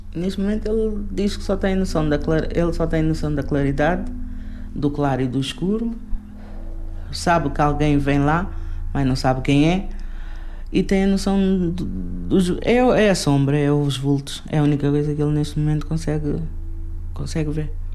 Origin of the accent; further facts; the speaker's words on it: Portugal; also born or lived in Cape Verde; Eu vim de Cabo Verde, mas vim com 6 meses de idade. Ainda era criança, não conheço a minha terra. Cresci aqui, em Portugal